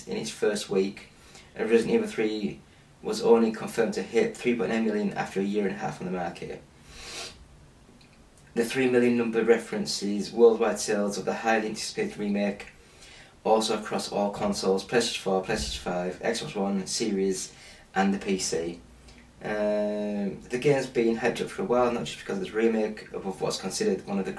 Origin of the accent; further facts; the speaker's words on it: England, United Kingdom; I'm English